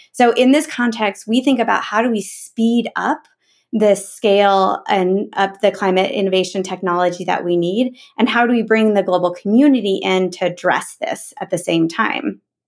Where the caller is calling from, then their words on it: Bend, Oregon, United States; I'm calling in from Bend, Oregon.